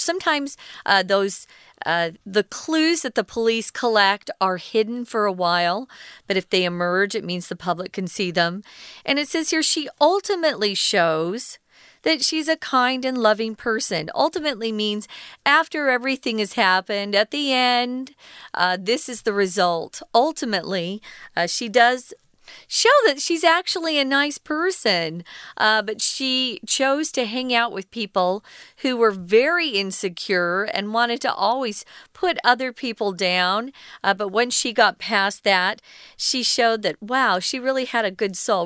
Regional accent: Arizona, United States; moved away; also born or lived in New York; I grew up in Arizona. We're right close to Mexico

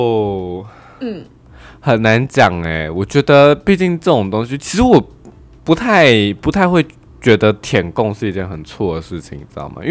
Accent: Taiwan; 就我们台湾人会就是为了钱出卖灵魂嘛？

